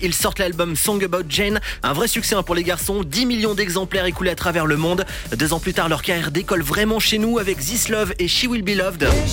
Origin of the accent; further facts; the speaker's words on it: France; chez nous en France